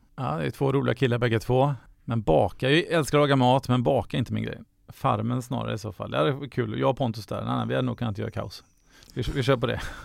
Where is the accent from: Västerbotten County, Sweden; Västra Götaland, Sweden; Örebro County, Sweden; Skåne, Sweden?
Västra Götaland, Sweden; Gothenburg; Jag är född, uppvuxen i Göteborg